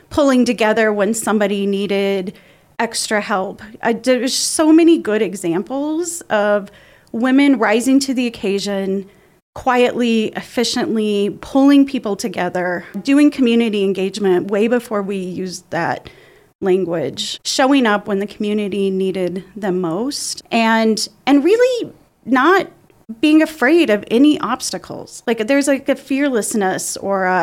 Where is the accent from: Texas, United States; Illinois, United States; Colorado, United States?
Colorado, United States; La Junta; I grew up in La Junta, which is not far from Pueblo